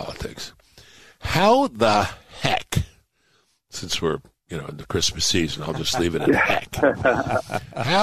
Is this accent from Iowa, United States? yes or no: no; New York City, New York, United States; where I grew up in Brooklyn